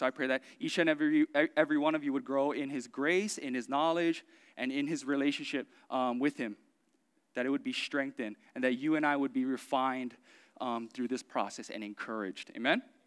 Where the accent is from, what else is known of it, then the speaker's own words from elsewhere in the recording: Oahu, Hawaii, United States; I grew up in Oahu